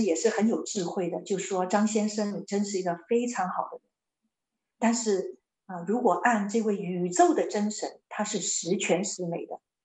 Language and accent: Chinese; China; 我们中国人